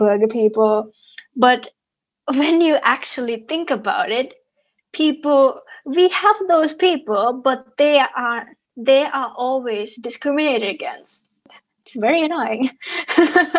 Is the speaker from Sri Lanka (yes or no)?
yes; Sri Lanka; I'm from Sri Lanka.